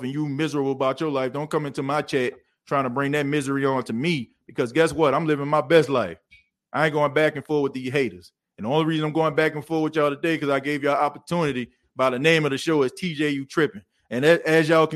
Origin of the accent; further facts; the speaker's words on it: New Orleans, Louisiana, United States; moved away; I am from the Night Ward